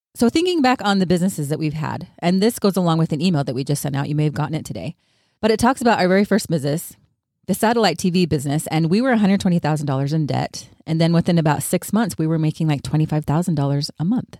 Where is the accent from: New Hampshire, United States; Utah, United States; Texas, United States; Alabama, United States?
Utah, United States; now in California, United States; I grew up in Utah, but now I live in California